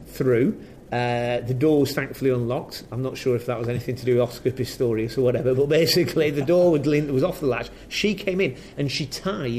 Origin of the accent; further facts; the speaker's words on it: Preston, North West England, United Kingdom; where I'm from, Preston